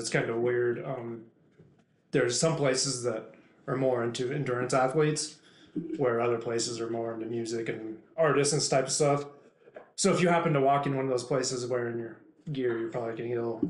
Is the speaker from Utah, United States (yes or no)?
yes; Salt Lake City, Utah, United States; moved away as an adult; also born or lived in Lafayette, Colorado; now in Rapid City, United States; I grew up in Salt Lake City, Utah. Lived there till 2004